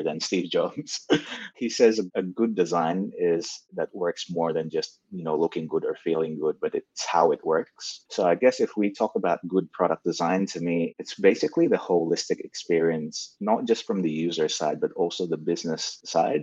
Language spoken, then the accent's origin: English; Indonesia; also born or lived in Malaysia; now in Melbourne, Australia; Growing up in Indonesia